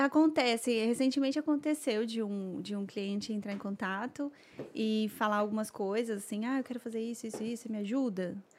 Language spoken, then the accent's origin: Portuguese; São Paulo, Brazil; moved away as an adult; eu sou, sou, sou de São Paulo